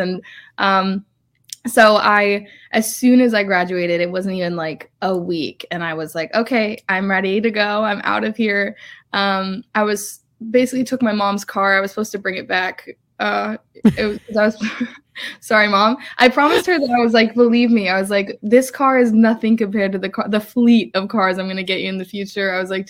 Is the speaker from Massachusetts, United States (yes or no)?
yes; Massachusetts, United States; Yeah. I mean, honestly, I grew up in Massachusetts, and I'm really lucky